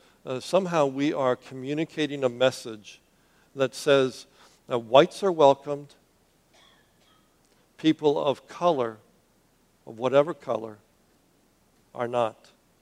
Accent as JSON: {"language": "English", "town": "Miami", "region": "Florida", "country": "United States", "lives_now": "Southwest Florida, United States", "said": "But that's not where I came from. You know, I came from Miami. And Miami, the Anglo community is the minority."}